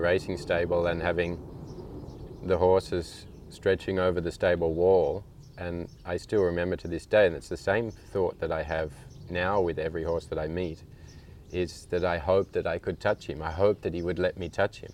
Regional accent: Australia; also born or lived in United Kingdom; now in Langenboom, Netherlands; I was actually born in the UK, and my parents emigrated to Australia just before I was one year old. Mm-hmm. So I grew up in Australia

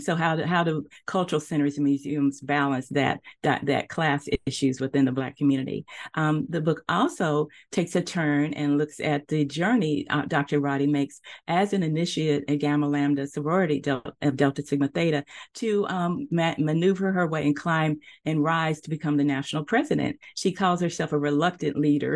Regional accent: Nashville, Tennessee, United States; moved away as an adult; also born or lived in Texas; now in Charlotte, United States; I grew up in Nashville, Tennessee

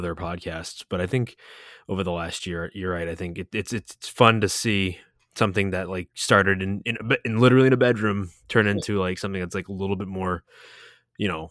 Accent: New England, United States; now in Florida, United States; we're from New England originally, so we grew up in that stuff.

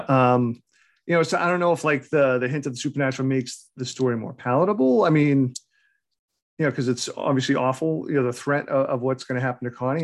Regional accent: New England, United States; I'm born and raised in New England

